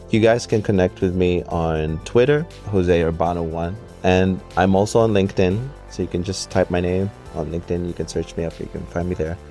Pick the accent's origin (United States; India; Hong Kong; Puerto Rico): Hong Kong; I am a Filipino born and raised in Hong Kong